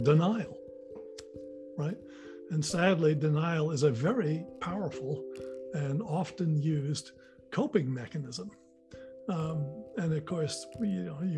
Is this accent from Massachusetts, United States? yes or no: yes; Marion, Massachusetts, United States; We bought a place in Marion, Mass. And there was a seasonal creek that ran through part of the property. And I would just spend hours, just hours, playing there as a little boy